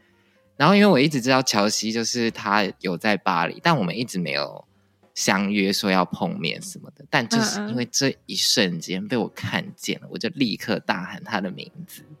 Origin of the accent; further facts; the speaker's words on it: Taiwan; 我认识了也从台湾来的另外两个编舞家 Sunny 跟坚豪